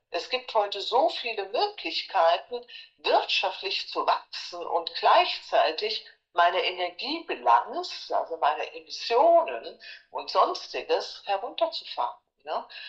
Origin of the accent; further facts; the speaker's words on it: Frankfurt, Hesse, Germany; moved away; also born or lived in United States; Ich komme aus Frankfurt